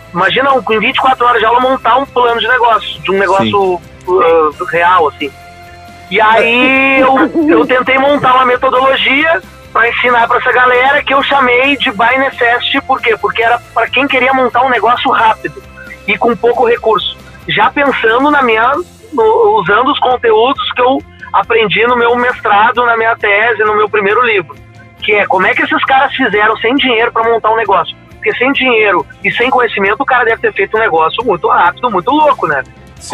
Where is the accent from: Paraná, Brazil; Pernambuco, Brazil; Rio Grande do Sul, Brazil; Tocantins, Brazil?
Rio Grande do Sul, Brazil; Porto Alegre; eu morava na Vila Nova, minha casa, felizmente, era uma casa simples, mas legal